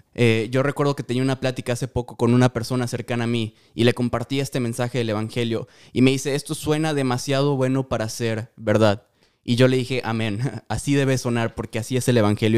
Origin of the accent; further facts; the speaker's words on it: Mérida, Yucatán, Mexico; moved away as an adult; also born or lived in Guatemala; now in Omaha, United States; soy de México, soy de Mérida, Yucatán